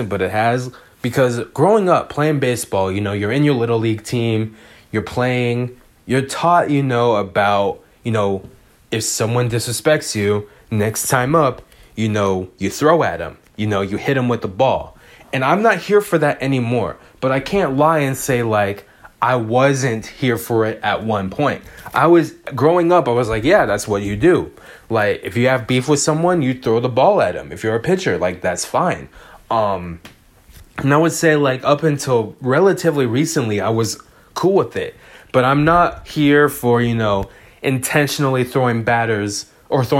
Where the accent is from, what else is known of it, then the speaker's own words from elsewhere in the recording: Bay Area, California, United States; I live in the Bay Area, Warriors fan, born and raised in the Bay Area